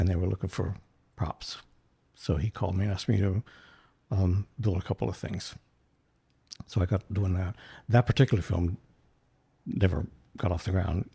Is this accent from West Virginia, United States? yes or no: yes; North Central West Virginia, United States; moved away as an adult; now in Charleston, United States; I'm originally from West Virginia